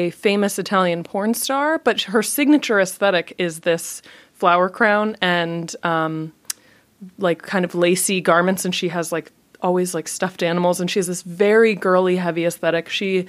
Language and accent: English; Japan; But for me, it came out of growing up in Japan partially and being really an outsider